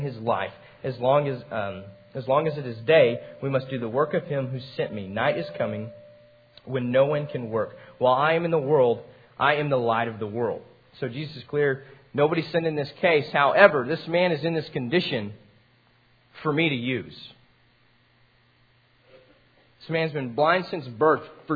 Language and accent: English; Amarillo, Texas, United States; I grew up in Amarillo